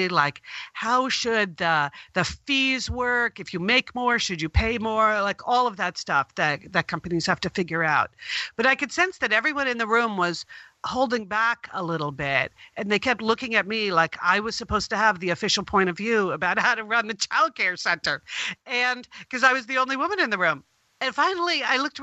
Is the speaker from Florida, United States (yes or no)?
no; New York, United States; I grew up right outside of New York City